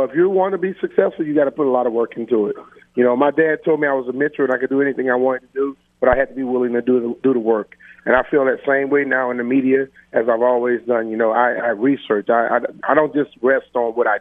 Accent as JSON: {"language": "English", "town": "Plaquemine", "region": "Louisiana", "country": "United States", "tie": "born or raised there", "also_born_or_lived": "Lafayette, Louisiana", "said": "growing up in Plaquemine and then coming to Lafayette"}